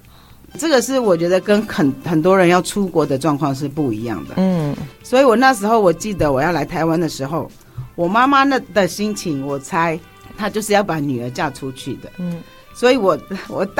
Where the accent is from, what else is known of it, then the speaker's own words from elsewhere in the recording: Mandalay, Mandalay Region, Myanmar; moved away as an adult; now in Taiwan; 我自己是出生在缅甸瓦城，嗯，就是曼德勒这个地方，它其实是在缅甸的正中央